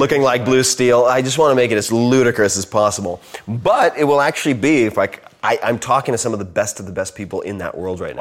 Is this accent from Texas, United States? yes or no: no; Long Island, New York, United States; I'm from Long Island.